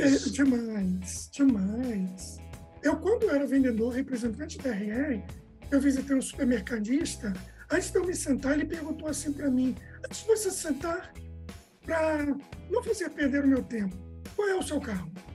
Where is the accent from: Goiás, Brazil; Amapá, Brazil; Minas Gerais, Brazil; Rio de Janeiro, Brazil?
Rio de Janeiro, Brazil; moved away as an adult; also born or lived in Bahia; eu sou carioca